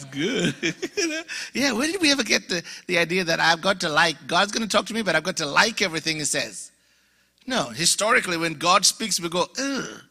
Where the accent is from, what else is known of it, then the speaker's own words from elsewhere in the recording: Uganda; accent: mixture of accents; moved away; I'm from Uganda, born and raised in Uganda, Alabama. No, Uganda, Africa.